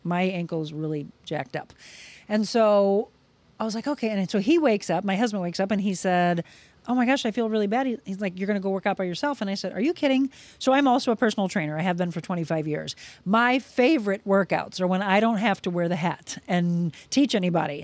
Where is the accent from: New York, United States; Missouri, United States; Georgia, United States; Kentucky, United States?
Missouri, United States; Florissant; we grew up in Florissant, Missouri, so it was about an hour, you know, from there, just outside of the Saint Louis area